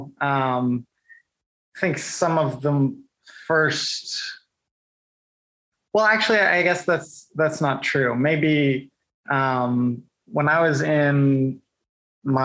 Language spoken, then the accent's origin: English; Indiana, United States; I'm from Indiana